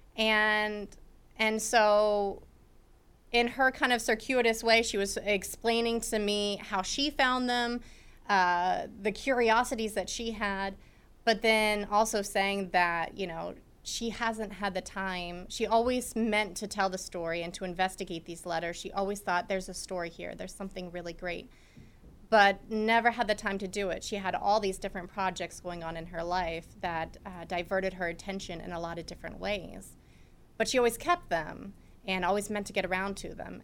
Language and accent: English; Mechanicsburg, Pennsylvania, United States; moved away as an adult; also born or lived in Brookville, Pennsylvania; I was from Mechanicsburg